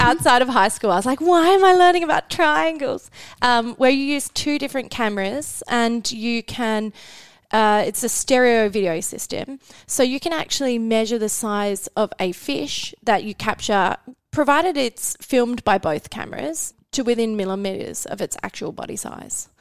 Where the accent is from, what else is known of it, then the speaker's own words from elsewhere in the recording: Western Australia, Australia; moved away as an adult; I'm from Western Australia